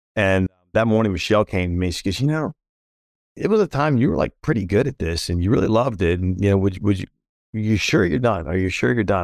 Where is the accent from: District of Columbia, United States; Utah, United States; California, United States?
District of Columbia, United States; Washington; now in Charlotte, United States; grew up in and around the Washington, D C metro area